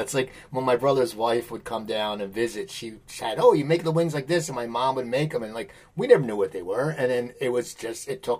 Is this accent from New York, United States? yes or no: no; outside Philadelphia, Pennsylvania, United States; because I grew up outside Philadelphia, and people, you know I'm from the Philadelphia area